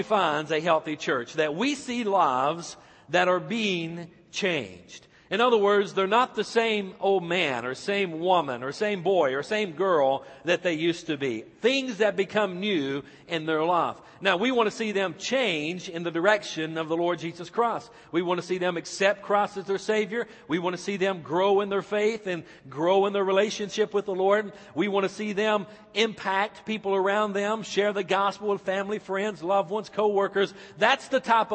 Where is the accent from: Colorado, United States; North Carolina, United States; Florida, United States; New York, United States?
North Carolina, United States; Icard; my hometown, back in Ickard, North Carolina